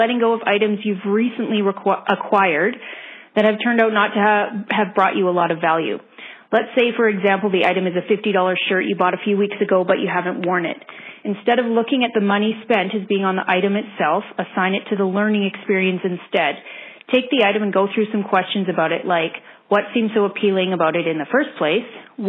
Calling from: Calgary, Alberta, Canada; I'm from Calgary, Alberta.

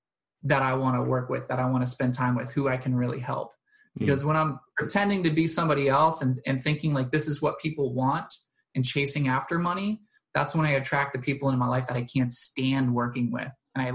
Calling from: Delaware, United States; I'm in Delaware in the United States

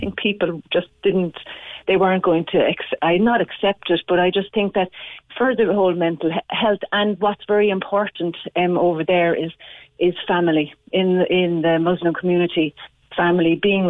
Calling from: Glanmire, County Cork, Ireland; also born or lived in Bahrain; I'm coming in from Glenmire in Cork. Moved back over 2 weeks ago from Bahrain.

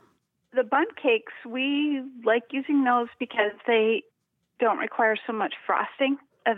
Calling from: the Palouse, Washington, United States; Calling from out on the Palouse in northeastern Washington State.

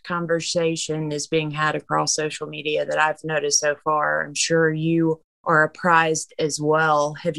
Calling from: Asheville, North Carolina, United States; I'm calling from Asheville, North Carolina.

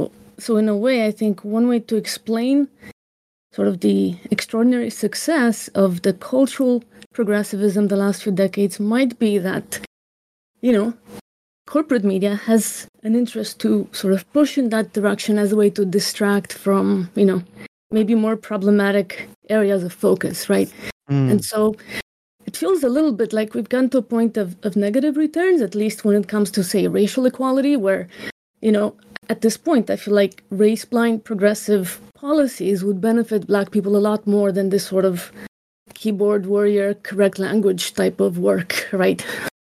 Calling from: San Diego, California, United States

